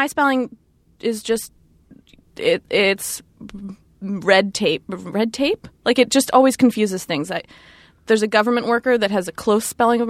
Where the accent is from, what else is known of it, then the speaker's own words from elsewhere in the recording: Philadelphia, Pennsylvania, United States; I was born in Philadelphia